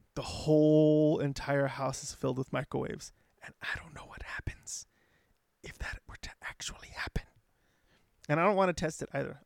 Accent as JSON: {"language": "English", "town": "Los Angeles", "region": "California", "country": "United States", "said": "being from L"}